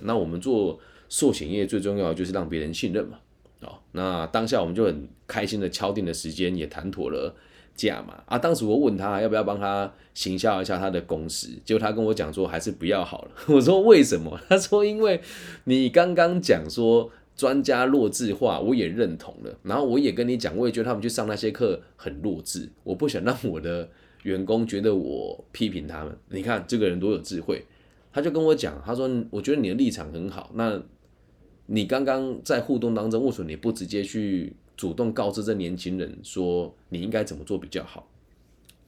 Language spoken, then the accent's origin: Chinese; Taiwan; 我是台湾人